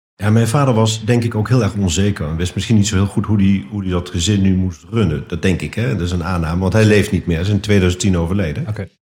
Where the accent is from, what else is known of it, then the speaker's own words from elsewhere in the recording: Netherlands; also born or lived in Nijmegen / Den Bosch / Amsterdam / Bussum; ik ben Nederlander